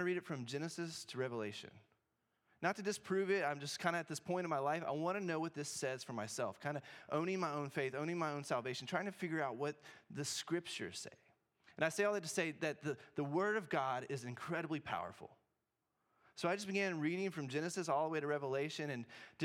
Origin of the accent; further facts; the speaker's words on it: Memphis, Tennessee, United States; moved away as an adult; also born or lived in Cookeville, Tennessee; now in Corvallis, United States; I grew up in Memphis, Tennessee.